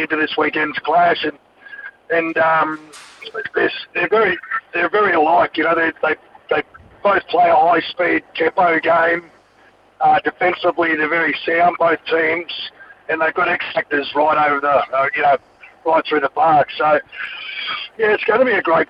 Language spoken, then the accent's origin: English; Queensland, Australia; being a Queenslander, a young kid growing up in Queensland